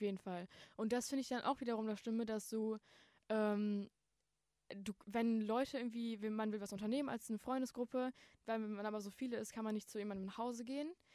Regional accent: Bottrop, North Rhine-Westphalia, Germany; ich bin schon immer in Bottrop aufgewachsen

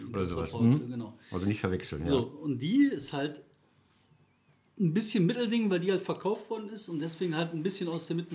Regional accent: Recklinghausen, North Rhine-Westphalia, Germany; ich komme aus Recklinghausen

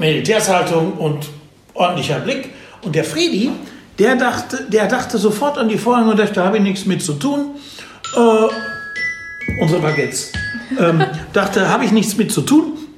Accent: Dortmund, North Rhine-Westphalia, Germany; also born or lived in Hagen; ich komme aus Dortmund

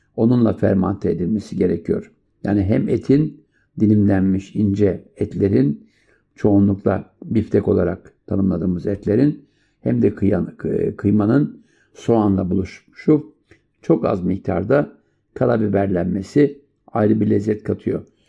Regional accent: Turkey; moved away; also born or lived in France; bizim ana vatandan Avrupa'ya giden e, emekçi kardeşlerimize borçluyuz.

